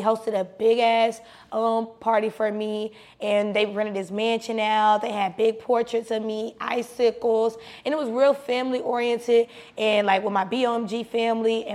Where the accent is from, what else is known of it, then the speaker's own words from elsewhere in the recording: South Side, Clayton County, Georgia, United States; also born or lived in Maryland; on the South Side, I really just repped the South Side because that's where what I grew up